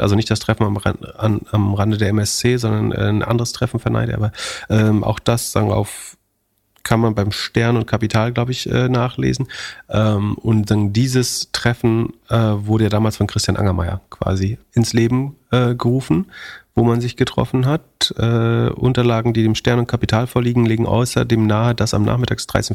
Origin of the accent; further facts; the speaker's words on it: Germany; wir als Deutsche